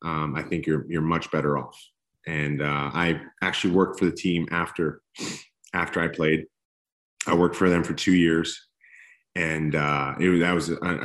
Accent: East Coast, United States; also born or lived in Los Angeles, California; now in Texas, United States; I grew up on the East Coast

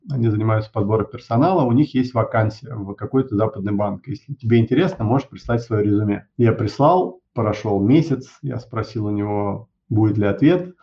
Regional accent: Moscow, Russia; also born or lived in United States; я родился в Москве

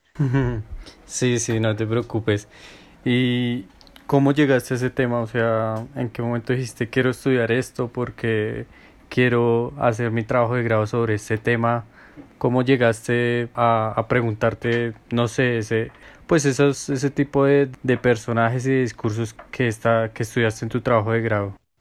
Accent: Villavicencio, Meta, Colombia; moved away; soy de Villavo

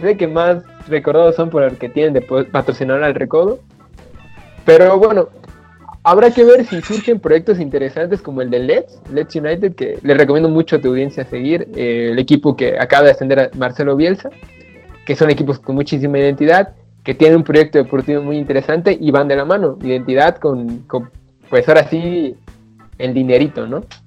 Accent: Comitán, Chiapas, Mexico; Soy de Comitán

